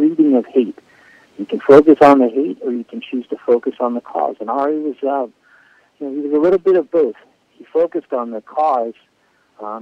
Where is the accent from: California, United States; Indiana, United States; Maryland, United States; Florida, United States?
Florida, United States; also born or lived in Israel; now in Miami, United States; I grew up in Florida